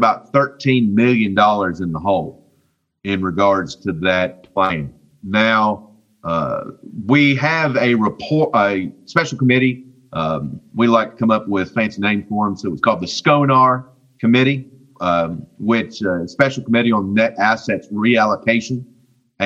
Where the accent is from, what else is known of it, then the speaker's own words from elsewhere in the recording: West Virginia, United States; I'm from West Virginia. And I learned math in West Virginia public schools